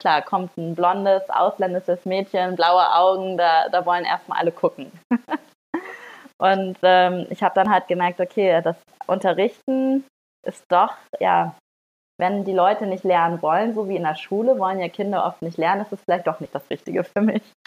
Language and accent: German; Northern Germany, Germany; moved away; ich komme auch aus Norddeutschland